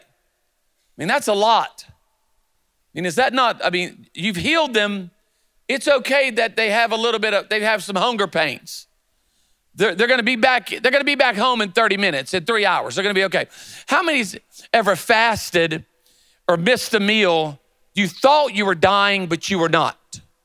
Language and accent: English; Myrtle Beach, South Carolina, United States; moved away as an adult; also born or lived in Charlotte, North Carolina / Louisiana; now in Birmingham, United States; I was born in Charlotte but raised in Myrtle Beach, South Carolina